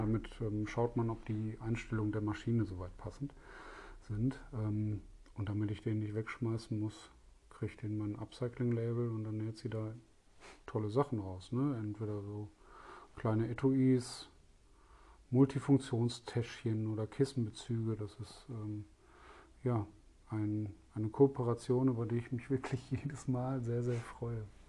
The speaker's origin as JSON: {"language": "German", "town": "Essen", "region": "North Rhine-Westphalia", "country": "Germany", "tie": "born or raised there", "said": "Da ich selber gebürtiger Essener bin"}